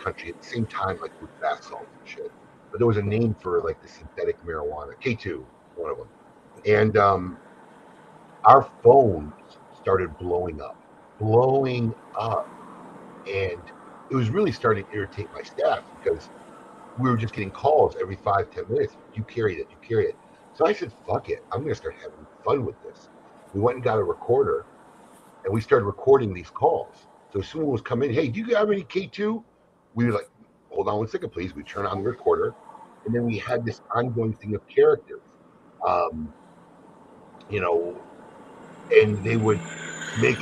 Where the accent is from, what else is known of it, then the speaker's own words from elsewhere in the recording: Chicago, Illinois, United States; WLS was the hottest music station growing up in Chicago